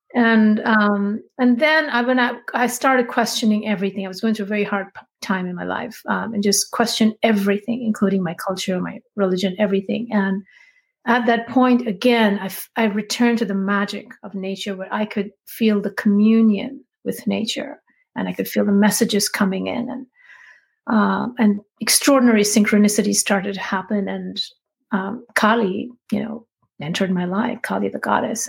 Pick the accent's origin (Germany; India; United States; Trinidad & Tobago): India; I grew up in India.